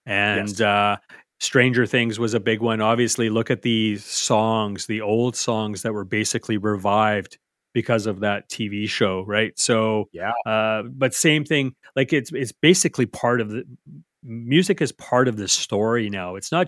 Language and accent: English; Canmore, Alberta, Canada; a good part of it was filmed in Canmore. So my hometown.